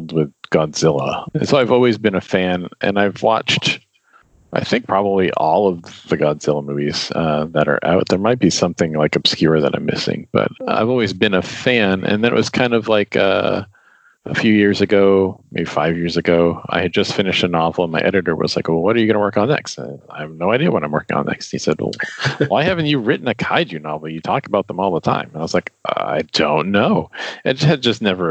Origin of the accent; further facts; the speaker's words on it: Beverly, Massachusetts, United States; I grew up in Beverly, looking out my window towards the ocean